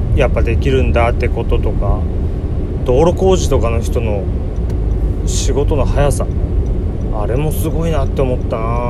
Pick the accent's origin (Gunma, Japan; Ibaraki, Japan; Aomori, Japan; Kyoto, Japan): Ibaraki, Japan; 自分も茨城の出身というか茨城県に住んでいる